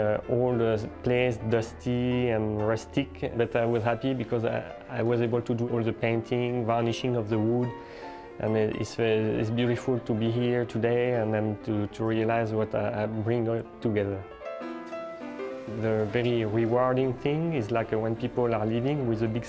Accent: France; moved away as an adult; now in San Francisco, United States; I was born and raised in France

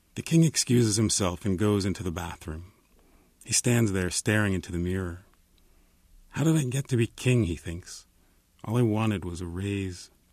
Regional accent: New Jersey, United States; now in Los Angeles, United States; I'm from New Jersey

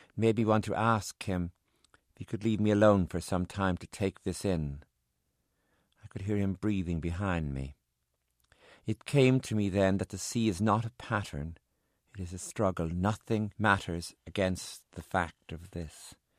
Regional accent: Ireland; also born or lived in San Francisco; I'm Irish

